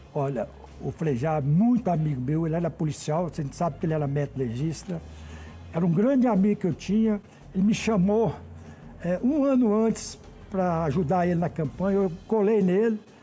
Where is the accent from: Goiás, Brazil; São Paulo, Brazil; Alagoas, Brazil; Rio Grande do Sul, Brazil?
Goiás, Brazil; Goiânia; moved away as an adult; now in Brasília, Brazil; Eu sou goiano de Goiânia. Eu vim para cá com 20 e poucos anos, já estou há quase 40 anos aqui em Brasília